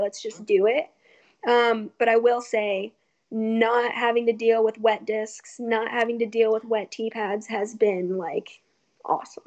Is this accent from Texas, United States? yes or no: no; Colorado, United States; now in California, United States; I'm from Colorado where I knew absolutely everyone